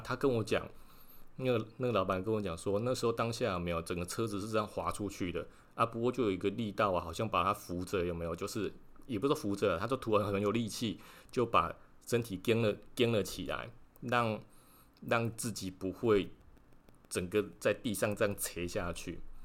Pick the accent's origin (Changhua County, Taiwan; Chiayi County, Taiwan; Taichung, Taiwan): Changhua County, Taiwan; Lukang; now in Tainan, Taiwan; 是在鹿港护安宫，有一个留胡子的一个老爷爷的王爷。哦，啊，然后其实我从小就是在那边庙里长大的。哎呀，应该不是说庙里啊，庙附近长大的啦